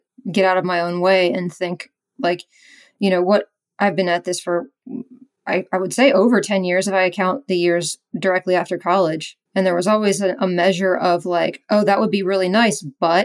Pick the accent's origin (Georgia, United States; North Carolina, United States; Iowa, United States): North Carolina, United States; Raleigh; also born or lived in Ohio; Raleigh, because this is my hometown. I've lived here. I moved back 7 years